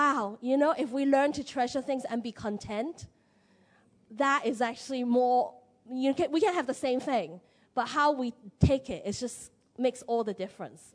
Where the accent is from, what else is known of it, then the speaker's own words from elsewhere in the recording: Hong Kong; moved away; I'm from Hong Kong.